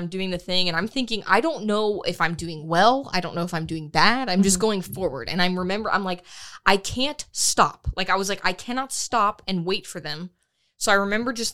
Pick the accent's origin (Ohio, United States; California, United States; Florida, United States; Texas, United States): Florida, United States; I'm from Florida